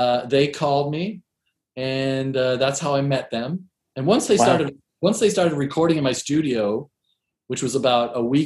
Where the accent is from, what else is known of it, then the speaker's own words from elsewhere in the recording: Seattle, Washington, United States; moved away as an adult; also born or lived in East Coast, United States / New York; I grew up in Seattle and I moved to New York around the end of the 90s